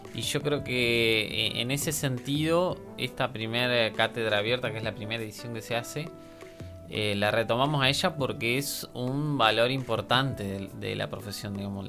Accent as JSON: {"language": "Spanish", "country": "Argentina", "said": "soy argentino"}